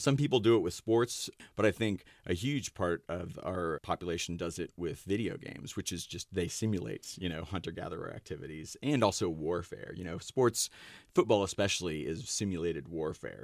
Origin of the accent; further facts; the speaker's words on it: Ashland, Ohio, United States; I grew up in Ashland, Ohio